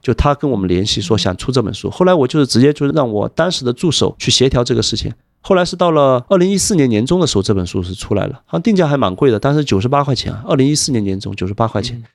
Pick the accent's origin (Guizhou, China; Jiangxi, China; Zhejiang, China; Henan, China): Zhejiang, China; Wenzhou; moved away; also born or lived in Hong Kong / Shanghai / Macau; 我是温州人